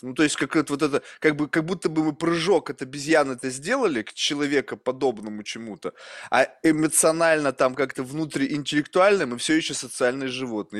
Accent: Russia; moved away; also born or lived in United States; рождён я в России, я американский гражданин

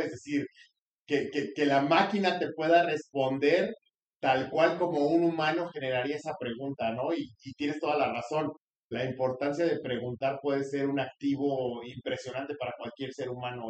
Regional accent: Mexico; como mexicanos

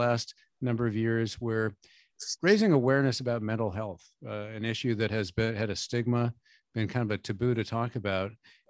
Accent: Newport, New Hampshire, United States; my hometown of Newport, New Hampshire.

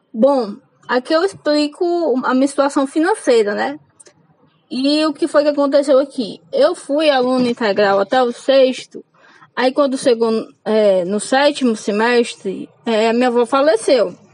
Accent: Fortaleza, Ceará, Brazil; now in Caucaia, Brazil; sou cearense da periferia de Fortaleza. Moro numa cidade chamada Calcaia.

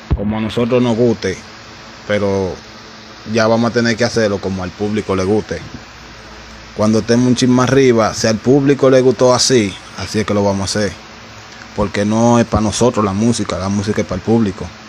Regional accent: Dominican Republic

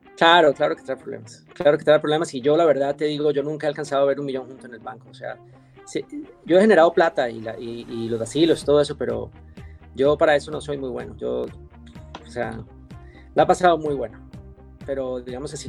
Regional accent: Quito, Pichincha, Ecuador; moved away as an adult; also born or lived in Colombia / Europe / United States; now in Miami, United States; soy colombiano, crecí en Ecuador

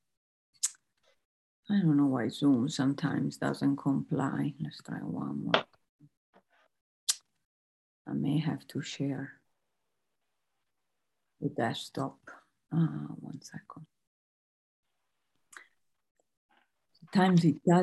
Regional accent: Italy; moved away; originally from Italy

